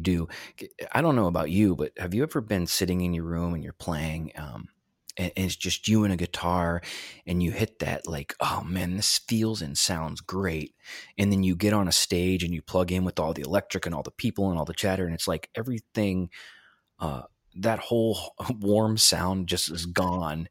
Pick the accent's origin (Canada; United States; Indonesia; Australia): United States; Ohio; also born or lived in Pittsburgh; now in Erie, United States; I'm from Ohio originally and then lived in Pittsburgh for a while and moved to Erie in two thousand twelve